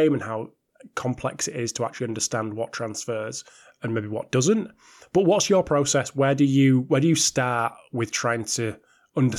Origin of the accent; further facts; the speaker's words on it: the north of England, United Kingdom; Two dirty northerners